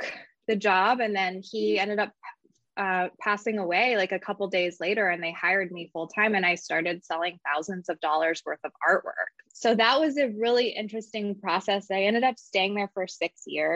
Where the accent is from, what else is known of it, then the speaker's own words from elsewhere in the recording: Napa Valley, California, United States; I grew up in the Napa Valley.